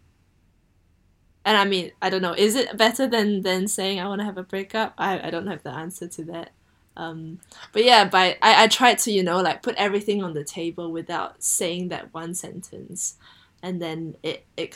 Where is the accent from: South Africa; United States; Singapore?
Singapore; moved away as an adult; now in United Kingdom; I was born in Singapore and raised in Singapore